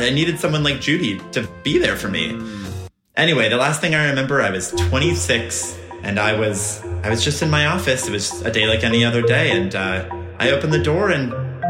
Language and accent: English; Nebraska, United States; I'm so proud to represent Nebraska. You know, I was raised in Nebraska. I don't know for sure if I was born there.